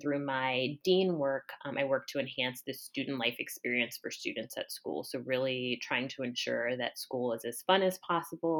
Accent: Columbus, Ohio, United States; moved away as an adult; born and raised in Columbus

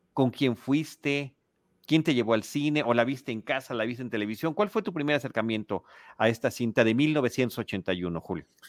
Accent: Mexico City, Mexico; also born or lived in Portales Oriente, Mexico City; crecí en Plateros y crecí con toda esa eh, eh, espíritu callejero

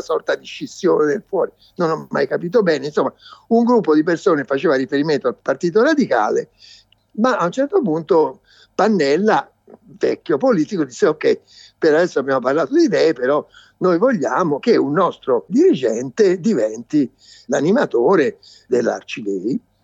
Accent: Florence, Tuscany, Italy; Io sono di Firenze

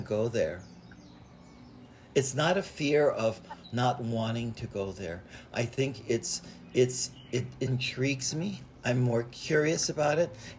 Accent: Hawaii, United States; I was born in Hawaii, into a Buddhist family

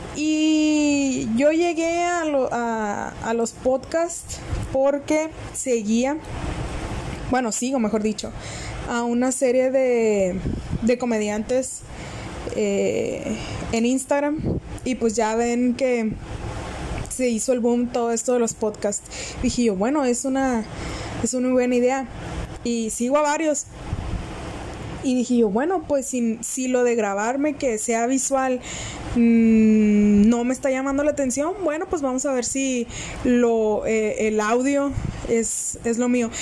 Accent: northern Mexico, Mexico; soy del norte de México

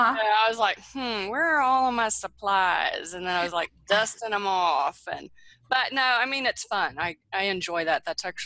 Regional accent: Houston, Texas, United States; born there; I was born in Houston, does that count?

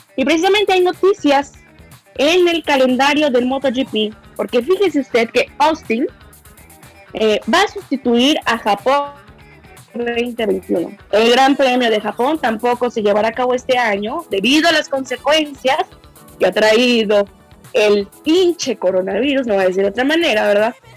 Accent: Mexico City, Mexico; moved away; yo soy orgullosamente de la Ciudad de México

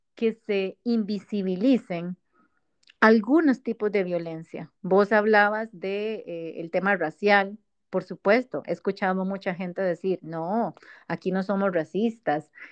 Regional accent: Costa Rica; somos ticas las dos

